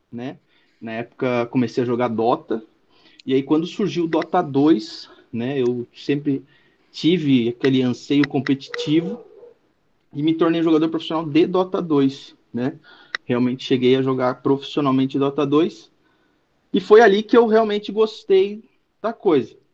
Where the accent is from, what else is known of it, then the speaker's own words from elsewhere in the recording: Joinville, Santa Catarina, Brazil; also born or lived in Curitiba; É, eu sou natural de Curitiba, é, morei em Curitiba, enfim, um tempo, mas na verdade fui criado aqui em Joinville. Sou de Joinville, Santa Catarina e moro aqui neste momento.